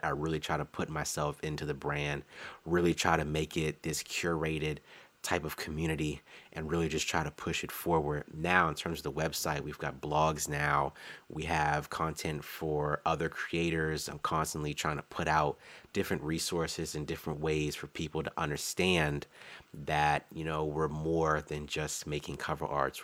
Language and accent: English; Maryland DMV area, United States; I'm a designer from the Maryland D M V area